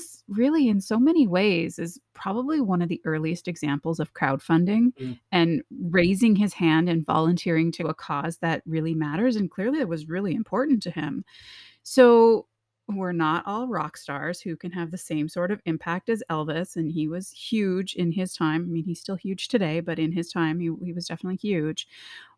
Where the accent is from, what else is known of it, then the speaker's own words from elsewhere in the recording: Canada; now in United States; I actually didn't grow up in this country. I'm from Canada